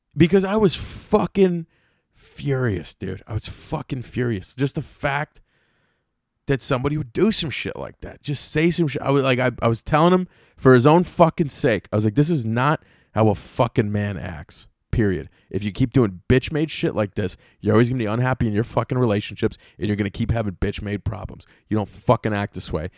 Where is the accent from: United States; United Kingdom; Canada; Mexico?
United States; Apex, North Carolina; I grew up in Apex, North Carolina.